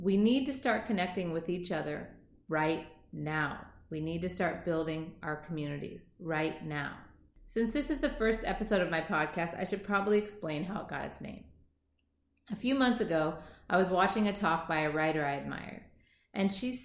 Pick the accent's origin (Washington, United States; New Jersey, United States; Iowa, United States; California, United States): Washington, United States; Seattle; I was born and raised in Seattle, Washington